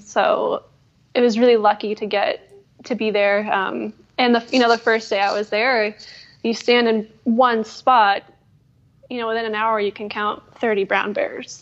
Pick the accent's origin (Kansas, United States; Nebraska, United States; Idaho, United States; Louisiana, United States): Idaho, United States; Wood River Valley; also born or lived in Durango, Colorado / Alaska; now in Montana, United States; I did some time in Alaska then, and then grew up mostly in Idaho. So kind of, you know, the Wood River Valley area